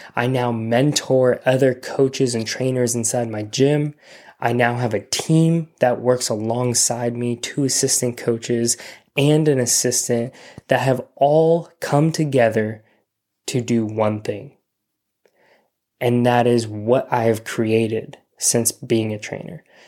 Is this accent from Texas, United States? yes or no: no; Simi Valley, California, United States; also born or lived in Orange County, California; my hometown, Simi Valley